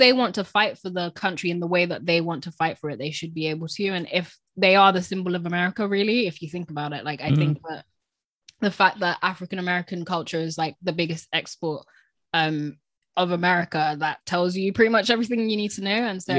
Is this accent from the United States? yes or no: no; United Kingdom; I think that that's what resonated with me a bit as a British person, of kind of, like, I am contributing to this country